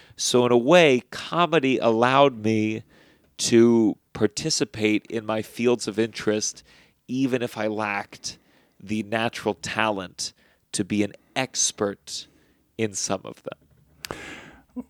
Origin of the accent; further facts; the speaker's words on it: Potomac, Maryland, United States; I grew up in Potomac, Maryland